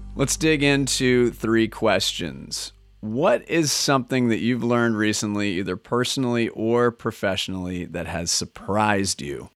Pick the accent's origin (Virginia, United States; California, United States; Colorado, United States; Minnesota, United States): Minnesota, United States; moved away as an adult; also born or lived in Edina, Minnesota; now in Oregon, United States; As a native Minnesotan myself